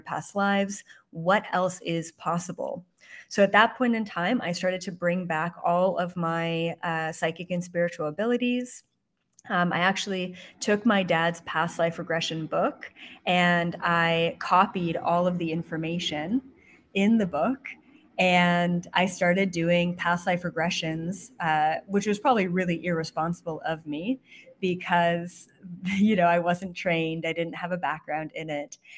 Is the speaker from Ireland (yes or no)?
no; Canada; moved away as an adult; also born or lived in Toronto; now in West Hollywood, United States; I'm Canadian